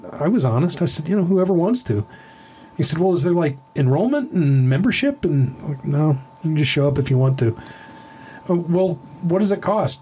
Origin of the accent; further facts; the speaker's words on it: Texas, United States; now in Santa Fe, United States; I'm a Texan, so yeah, I've been to the Alamo quite a few times.